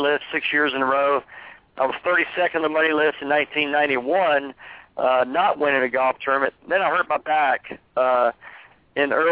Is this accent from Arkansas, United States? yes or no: no; Columbus, Georgia, United States; my hometown in Columbus, Georgia